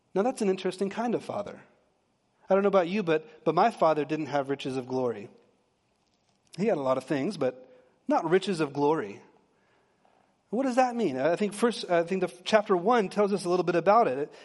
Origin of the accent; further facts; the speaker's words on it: Texas, United States; I'm from Texas, and I married a P A, central P A girl